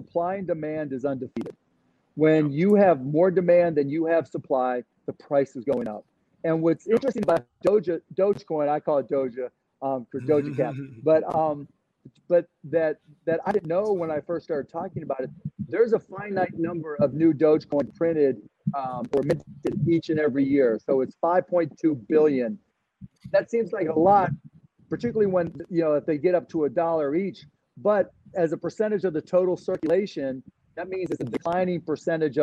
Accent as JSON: {"language": "English", "town": "Pittsburgh", "region": "Pennsylvania", "country": "United States", "tie": "born or raised there", "also_born_or_lived": "Dallas", "moved": "yes", "said": "I still got my same friends from growing up in Pittsburgh"}